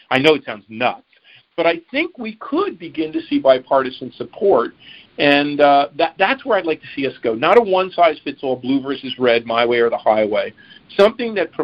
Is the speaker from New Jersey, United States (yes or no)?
yes; Newark, New Jersey, United States; my hometown in Newark